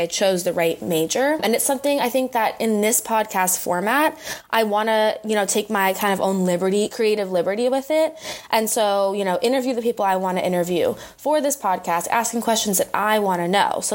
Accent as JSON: {"language": "English", "town": "San Francisco", "region": "California", "country": "United States", "tie": "born or raised there", "moved": "as an adult", "lives_now": "San Diego, United States", "said": "I grew up in San Francisco. I'm a California girl at heart"}